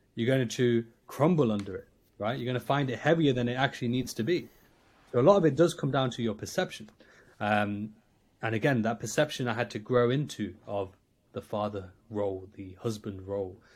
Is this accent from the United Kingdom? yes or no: yes; Nottingham, East Midlands, United Kingdom; I'm from Nottingham in, in the U K